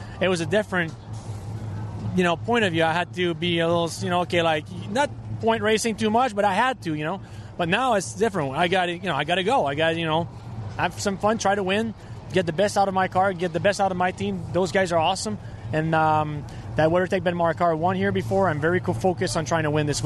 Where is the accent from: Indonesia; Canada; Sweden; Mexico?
Canada; Trois-Rivières, Quebec; I'm from Three Rivers